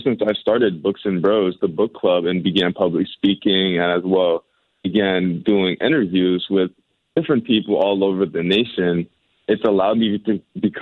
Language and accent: English; St. Louis, Missouri, United States; my hometown in St. Louis